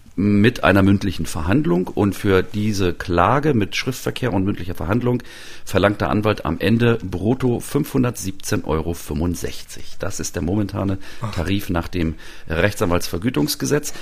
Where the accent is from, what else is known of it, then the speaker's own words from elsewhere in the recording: Mecklenburg-Vorpommern, Germany; moved away; also born or lived in Halle; in meiner Mecklenburger Heimat